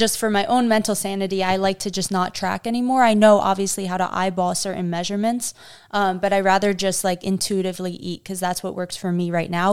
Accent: New York, United States; I grew up in New York eating pasta and pizza literally

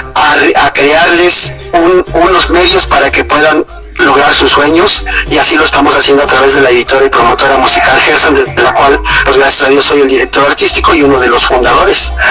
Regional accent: Veracruz, Mexico; moved away; soy de Veracruz

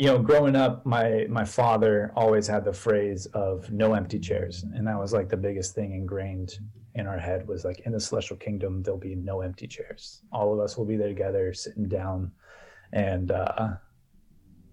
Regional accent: Pittsburgh, Pennsylvania, United States; I grew up in Pittsburgh, Pennsylvania

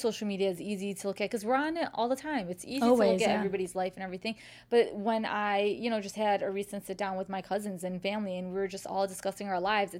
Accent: Chicago, Illinois, United States; accent: Chicago; the Chicago accent

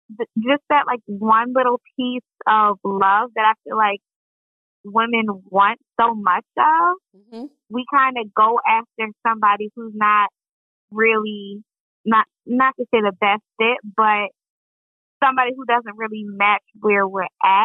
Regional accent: Columbia, Maryland, United States; So, yeah, I'm from Columbia, Maryland.

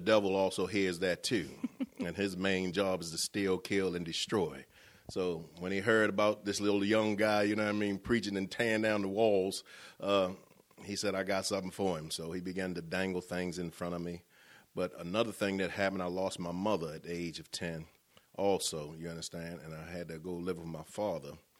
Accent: Baltimore, Maryland, United States; moved away as an adult; now in Cumberland, United States; I'm from Baltimore

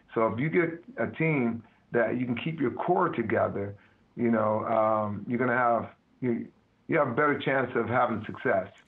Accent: Midwest, United States; moved away; I'm from the Midwest

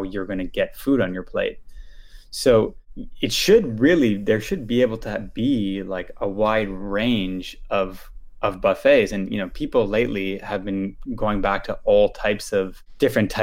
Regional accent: Ottawa, Ontario, Canada; I grew up in Ottawa

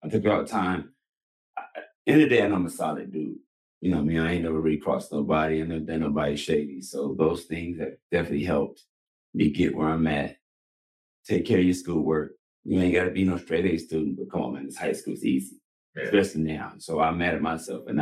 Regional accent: Los Angeles, California, United States; single mom, growing up in South Central

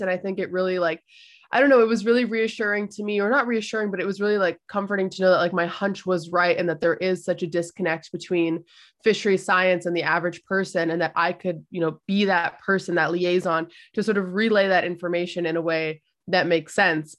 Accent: Canada; I was born in Canada, like, my family comes from those islands

